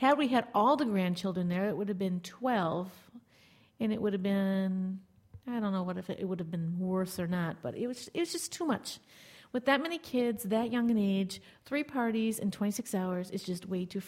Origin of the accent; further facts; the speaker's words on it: De Pere, Wisconsin, United States; where I grew up in De Pere, at least the high school into college years